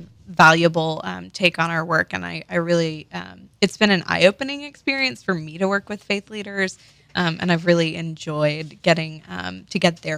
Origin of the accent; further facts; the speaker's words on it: middle Mississippi, United States; moved away as an adult; now in Louisiana, United States; I grew up in Mississippi, in middle Mississippi, not coastal Mississippi.